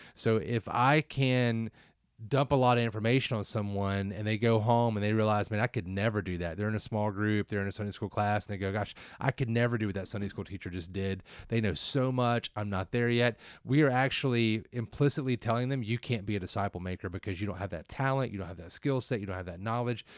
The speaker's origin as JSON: {"language": "English", "region": "the South", "country": "United States", "said": "I'm from the South"}